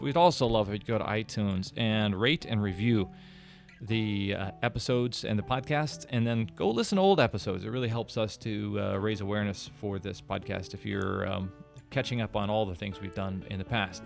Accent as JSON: {"language": "English", "town": "Kansas City", "region": "Missouri", "country": "United States", "tie": "born or raised there", "said": "growing up in Kansas City"}